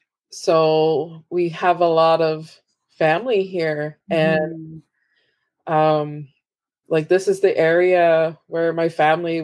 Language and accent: English; Abegweit First Nation, Prince Edward Island, Canada; I'm from Ebeguet First Nation.